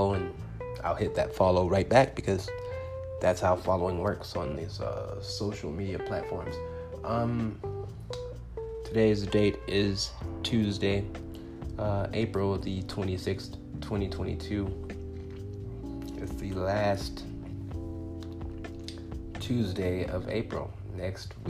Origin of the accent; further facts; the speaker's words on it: Compton, California, United States; now in Phoenix, United States; I'm originally from Compton, California.